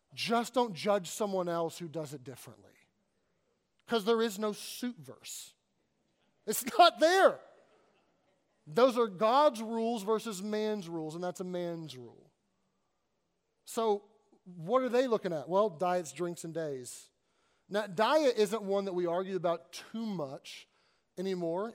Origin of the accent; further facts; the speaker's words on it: Kentucky, United States; moved away as an adult; also born or lived in Arkansas / Southern California / Northern California; now in Pennsylvania, United States; I grew up in Kentucky